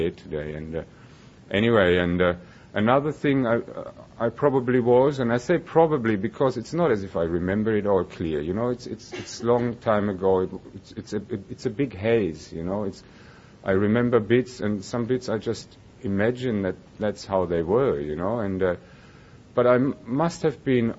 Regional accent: Germany; moved away as an adult; now in Melbourne, Australia; I was born and I grew up in Germany

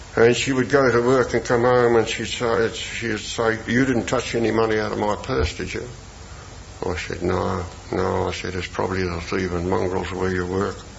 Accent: Melbourne, Victoria, Australia; I came from North Melbourne

